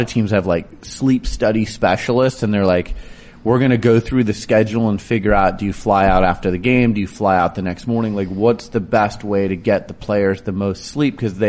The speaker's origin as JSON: {"language": "English", "region": "Arizona", "country": "United States", "said": "I'm from Arizona, so I know U of A better than most colleges."}